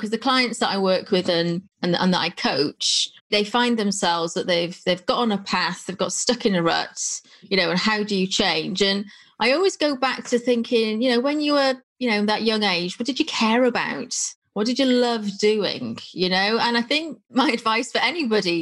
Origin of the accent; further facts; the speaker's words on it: North Wales, United Kingdom; I'm from North Wales